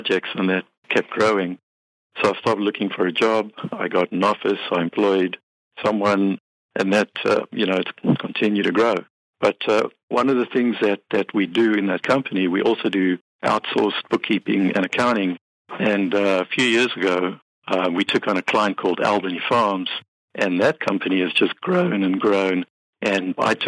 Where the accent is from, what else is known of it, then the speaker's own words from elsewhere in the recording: Cape Town, Western Cape, South Africa; moved away as an adult; now in Los Angeles, United States; I'm from Cape Town, South Africa.